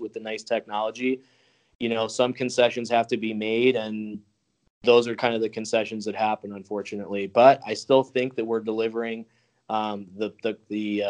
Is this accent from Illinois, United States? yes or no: yes; Chicago, Illinois, United States; I grew up in Chicago.